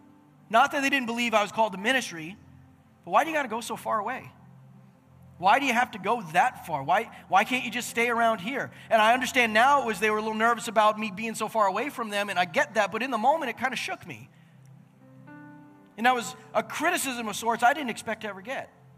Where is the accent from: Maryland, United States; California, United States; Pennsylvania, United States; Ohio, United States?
Pennsylvania, United States; moved away as an adult; also born or lived in Sussex, New Brunswick, Canada; I'm stereotypical American